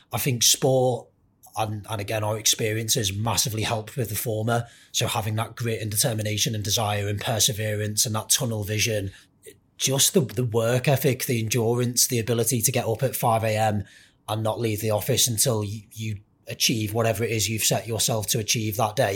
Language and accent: English; Merseyside, North West England, United Kingdom; I grew up very much wanting to be a professional footballer, like pretty much everyone else growing up in Merseyside